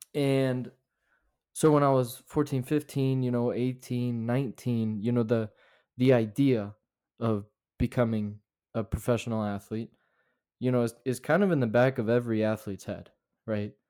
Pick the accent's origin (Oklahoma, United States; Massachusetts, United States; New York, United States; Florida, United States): Florida, United States; also born or lived in North Carolina; now in Utah, United States; I was born in North Carolina, but I was raised in Florida, um, way down south